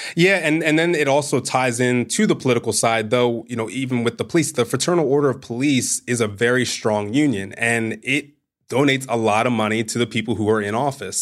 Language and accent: English; Bel Air, Maryland, United States; I'm from Bel Air, Maryland